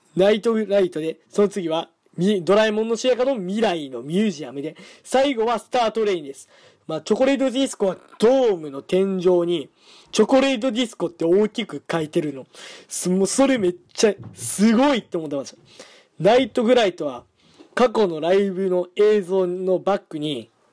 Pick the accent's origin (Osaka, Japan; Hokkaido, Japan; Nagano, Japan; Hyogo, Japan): Hyogo, Japan; 僕の出身地は、兵庫県でーす